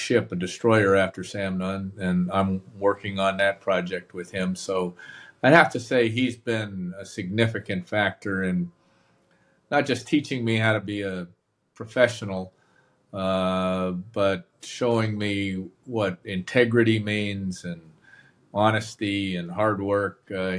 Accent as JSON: {"language": "English", "town": "Montreal", "region": "Quebec", "country": "Canada", "tie": "born or raised there", "also_born_or_lived": "Massachusetts / Toronto / North Carolina / Atlanta", "moved": "as an adult", "said": "Born in Massachusetts, and about 6 weeks after I was born, my family moved us to Montreal, and I spent through seventh grade growing up in Montreal. And then finished high school in Toronto. So I lived in both Montreal and Toronto in my pre-university days."}